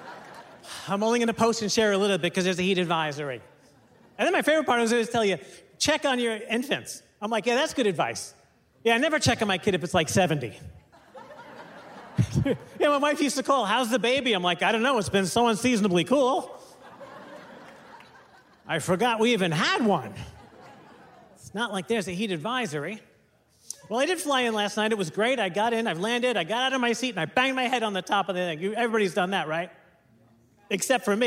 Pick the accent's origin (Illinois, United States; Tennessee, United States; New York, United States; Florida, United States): New York, United States; But I'm from New York.